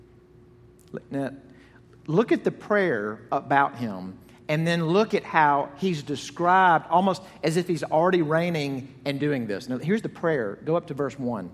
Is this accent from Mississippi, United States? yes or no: yes; Jackson, Mississippi, United States; When I was growing up in Jackson, Mississippi, in my childhood home on Parkhurst Drive